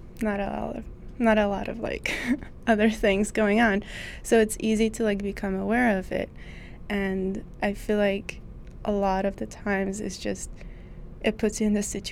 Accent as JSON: {"language": "English", "country": "Lebanon", "said": "I come from Lebanon, and a portion of the Lebanese population is Catholic"}